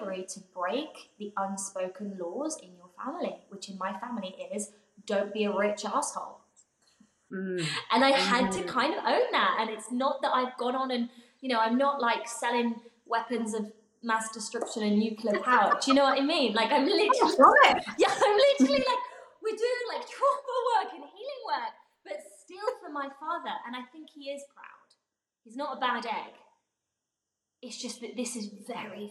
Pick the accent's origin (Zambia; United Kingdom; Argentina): United Kingdom; England; my home growing up in England